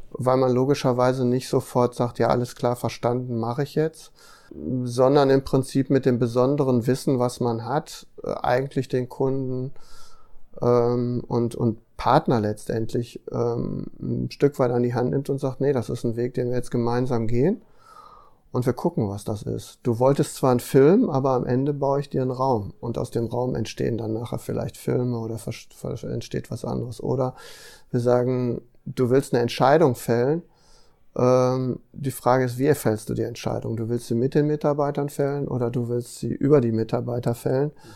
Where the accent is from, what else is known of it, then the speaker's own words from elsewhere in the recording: Ruhr area, North Rhine-Westphalia, Germany; ich komme zum Beispiel aus einem, aus einem Ruhrgebiet